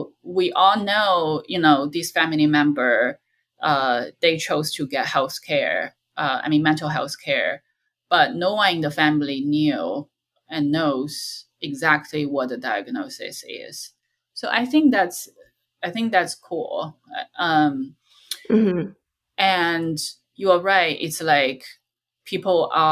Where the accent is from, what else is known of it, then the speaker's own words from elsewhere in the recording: China; moved away; in my hometown